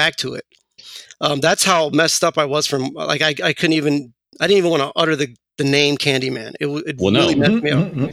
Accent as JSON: {"language": "English", "town": "New York City", "region": "New York", "country": "United States", "tie": "born or raised there", "said": "I grew up in Queens, in Astoria specifically. And then we eventually moved over to Flushing."}